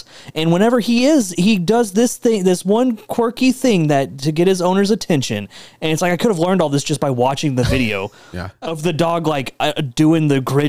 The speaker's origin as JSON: {"language": "English", "region": "Texas", "country": "United States", "also_born_or_lived": "Houston", "said": "I'm also from Texas"}